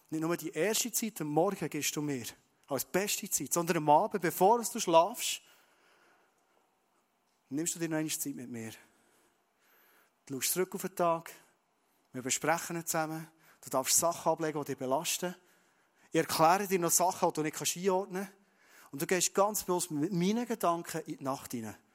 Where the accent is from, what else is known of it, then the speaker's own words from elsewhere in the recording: Bern, Switzerland; Dann sage ich, ja, ich bin ein Berner, ich bin ein Schweizer